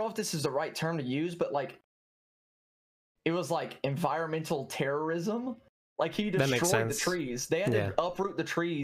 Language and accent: English; Auburn, Alabama, United States; I'm from Alabama, more specifically like the Auburn area.